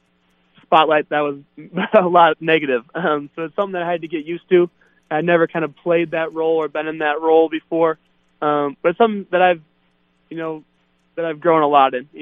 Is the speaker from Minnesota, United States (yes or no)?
yes; Minneapolis, Minnesota, United States; moved away; in my hometown, in the home of the Vikings, U.S. Bank Stadium